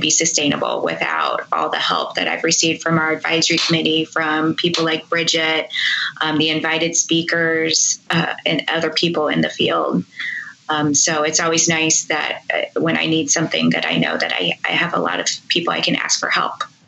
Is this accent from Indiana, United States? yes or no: yes; Indianapolis, Indiana, United States; my hometown, Indianapolis